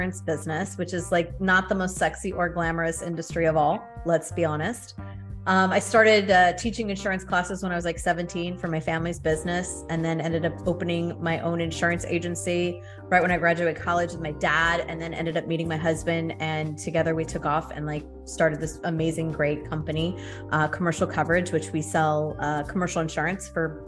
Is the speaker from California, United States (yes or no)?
yes; Thousand Oaks, California, United States; moved away as an adult; also born or lived in San Fernando Valley, California / San Francisco, California; I grew up in Thousand Oaks, California. So down south, Southern California